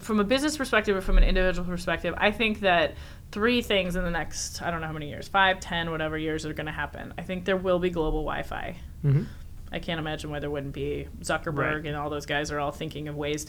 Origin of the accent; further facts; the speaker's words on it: Midwest, United States; I'm from the Midwest